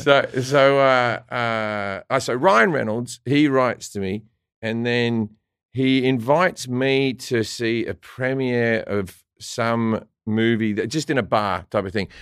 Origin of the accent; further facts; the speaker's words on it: Australia; an Australian